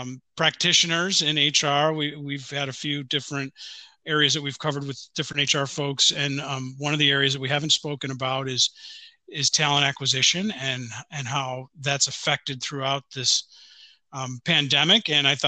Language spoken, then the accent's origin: English; Buffalo, New York, United States; we were both born and raised in Buffalo, New York.